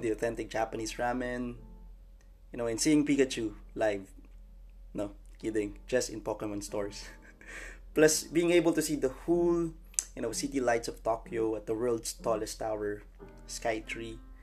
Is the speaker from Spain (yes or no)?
no; Santa Rosa, Calabarzon, Philippines; moved away; my hometown in Santa Rosa, Laguna.